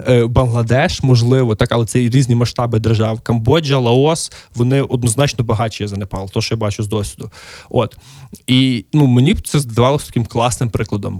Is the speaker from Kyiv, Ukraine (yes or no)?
no; Lviv, Lviv Oblast, Ukraine; мій рідний Львів